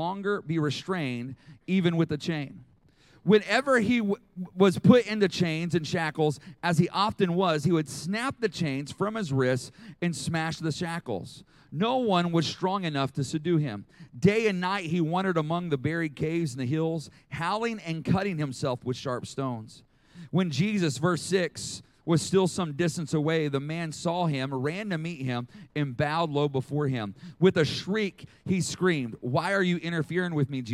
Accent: Oklahoma City, Oklahoma, United States; also born or lived in Arkansas; I am from Oklahoma City

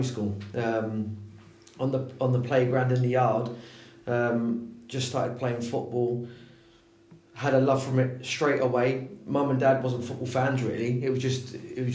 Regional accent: London, United Kingdom; moved away as an adult; now in Swansea, United Kingdom; I'm originally from London, so I grew up. So, when I was your age, going to primary school, I was in Wimbledon

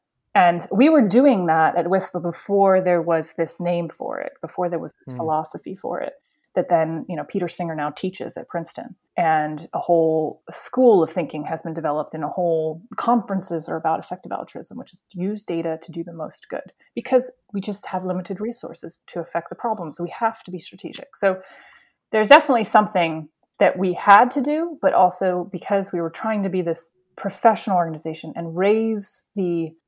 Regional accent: Spain; also born or lived in United States / England; So I grew up in Spain, and then I went to university in Florida. I should say my early years until I was 11 were in Florida. Then I went to Spain. Then I went back to Florida for university. And then I went to England for 10 years.

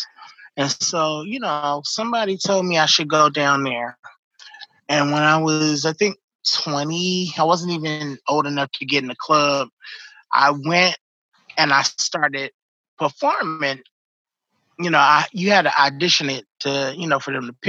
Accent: Oakland, California, United States; moved away as an adult; also born or lived in Los Angeles; now in Sacramento, United States; I moved from Oakland to LA. I was still in college at the time

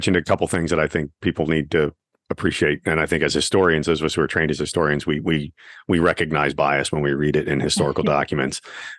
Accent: Pennsylvania, United States; I'm in my 50s, I was told, you know, I grew up in Pennsylvania

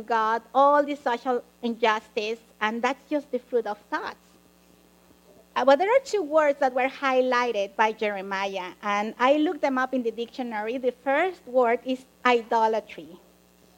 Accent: Mexico; now in United States; I grew up in Mexico

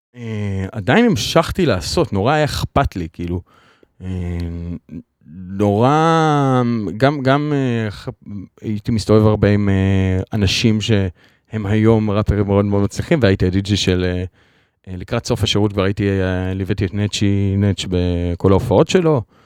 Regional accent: Kfar Truman, Central District, Israel; now in Ramat Gan, Israel; אני במקור מכפר טרומן. במושב

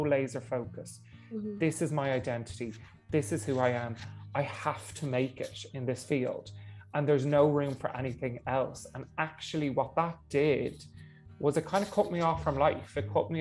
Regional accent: Dublin, Leinster, Ireland; I'm from Dublin

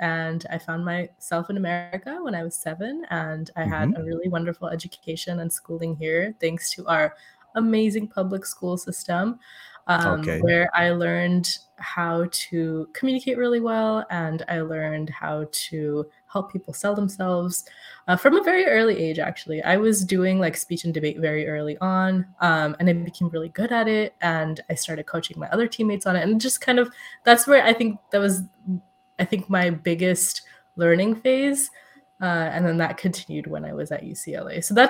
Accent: Saudi Arabia; also born or lived in India; growing up in Saudi Arabia and being ethnically Indian and living in India for a few years as well, I feel we had a fairly privileged life.

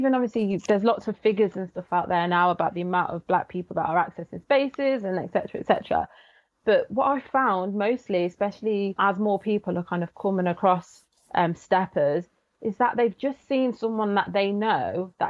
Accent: Coventry, West Midlands, United Kingdom; So I was brought up in Coventry, born and bred. My parents are, my background's from Barbados and Jamaica.

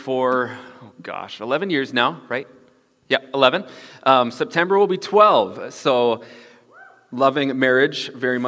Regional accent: Bismarck, North Dakota, United States; Growing up in Bismarck, I was actually first introduced to the concept of caravanning

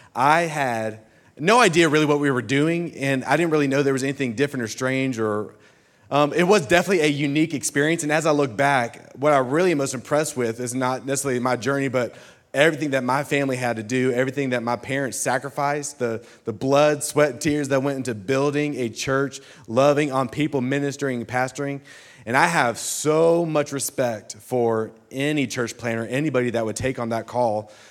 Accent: Birmingham, Alabama, United States; I come from Birmingham, Alabama

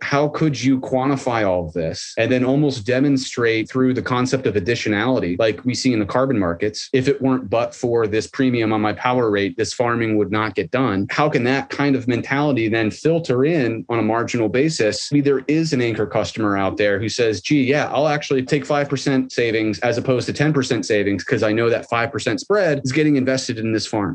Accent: Midwest, United States; I'm from the Midwest, so sure, I can talk folksy or whatever, but like I didn't grow up on a farm

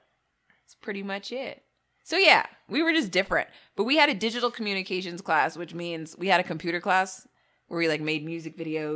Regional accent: Arizona, United States; moved away; Yeah, because we came from Arizona.

